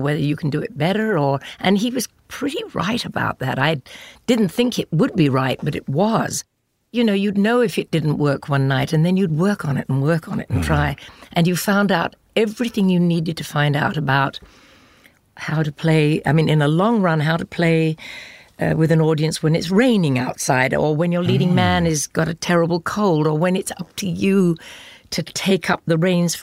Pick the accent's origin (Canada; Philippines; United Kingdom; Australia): United Kingdom; England; moved away as an adult; I do love my home country